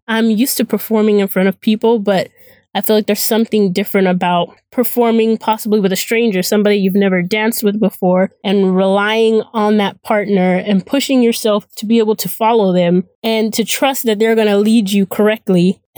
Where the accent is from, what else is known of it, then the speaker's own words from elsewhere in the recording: Phoenix, Arizona, United States; I am from Phoenix, Arizona.